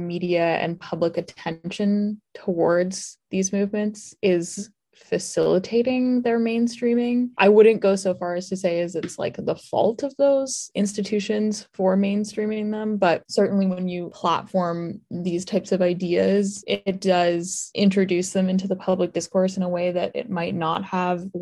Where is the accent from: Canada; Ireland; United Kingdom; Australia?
Canada; Hamilton, Ontario; I'm from Hamilton